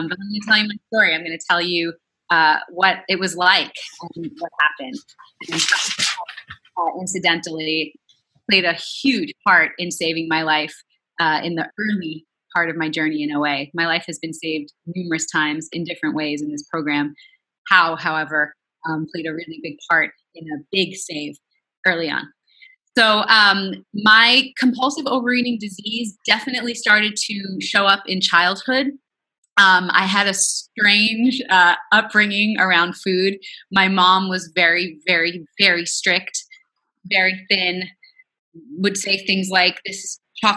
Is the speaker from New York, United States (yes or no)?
yes; Long Island, New York, United States; moved away as an adult; also born or lived in Queens, New York; now in Los Angeles, United States; I was born in Queens, raised on Long Island. I'm a New Yorker to the core, but now I'm in LA.